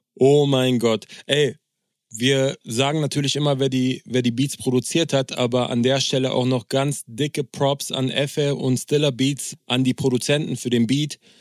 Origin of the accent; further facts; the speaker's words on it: Berlin, Germany; als Berliner